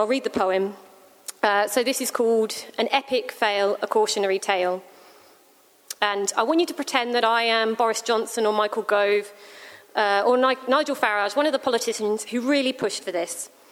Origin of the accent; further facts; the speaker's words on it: England, United Kingdom; now in Australia; as English, British